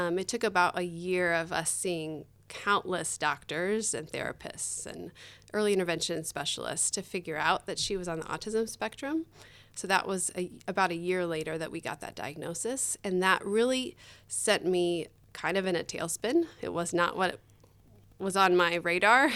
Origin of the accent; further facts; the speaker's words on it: Tempe, Arizona, United States; also born or lived in Indonesia; I grew up here in Tempe, um, went to school here